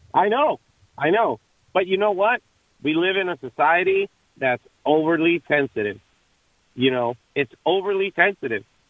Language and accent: English; Mexico; moved away; I'm originally from Mexico